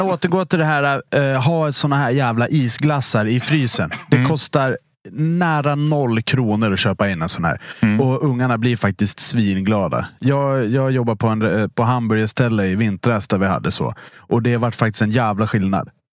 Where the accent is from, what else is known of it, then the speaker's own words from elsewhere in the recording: Dalarna County, Sweden; moved away; also born or lived in Stockholm; jag är från Dalarna då från början